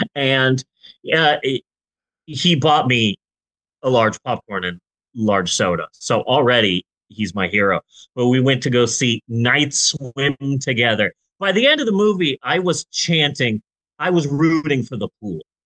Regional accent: Phoenix, Arizona, United States; I'm from Phoenix

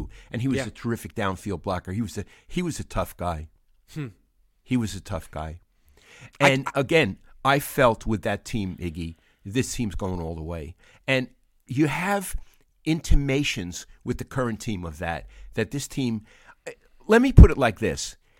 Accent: New York City, New York, United States; moved away; growing up in Brooklyn.

